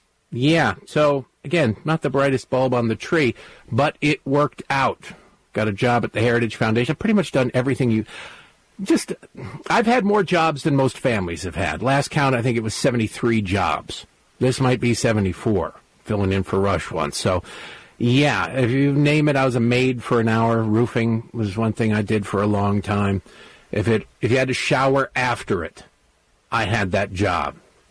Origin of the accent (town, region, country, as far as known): Redford, Michigan, United States; born or raised there